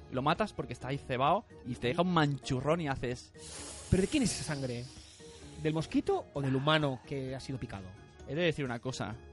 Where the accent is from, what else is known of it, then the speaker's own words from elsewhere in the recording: Valencian Community, Spain; cuidado, alarma, jardín, jardín, que soy valenciana. Bueno, me da igual, pero en Valencia tienes petardos